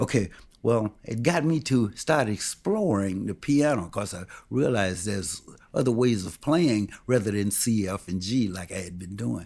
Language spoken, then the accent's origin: English; Milwaukee, Wisconsin, United States; also born or lived in Carthage, Mississippi; I was born in Carthage, Mississippi, but I came to Milwaukee real early.